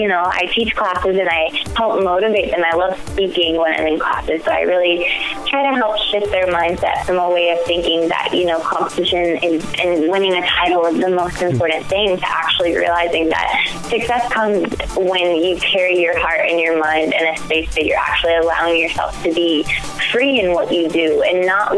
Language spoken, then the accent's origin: English; Augusta, Georgia, United States; I grew up in Augusta, Georgia